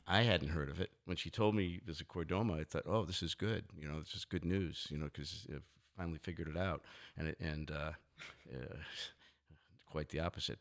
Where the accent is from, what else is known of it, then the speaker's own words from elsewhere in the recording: New Haven, Connecticut, United States; moved away; my house I grew up in in New Haven, Connecticut